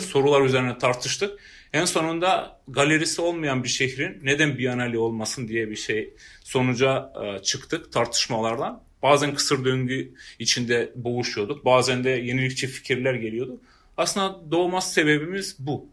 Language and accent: Turkish; Prizren, Prizren District, Kosovo; ben Prizrenliyim. Doğ, burada doğdum